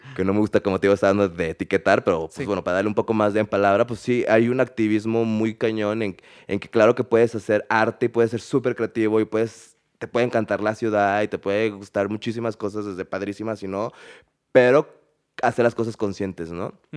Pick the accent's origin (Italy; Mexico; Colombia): Mexico; also born or lived in Canada; viví fuera de México, viví en, Canadá casi tres años